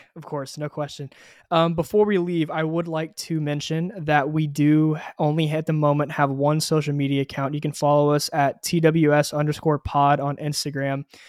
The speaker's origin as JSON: {"language": "English", "town": "Houston", "region": "Texas", "country": "United States", "said": "I am also from Houston, Texas"}